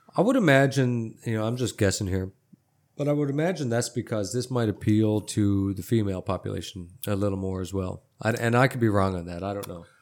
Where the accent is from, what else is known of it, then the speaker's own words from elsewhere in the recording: Newfoundland and Labrador, Canada; now in Texas, United States; I'm from Canada, I said that, but I'm from a place called Newfoundland and Labrador.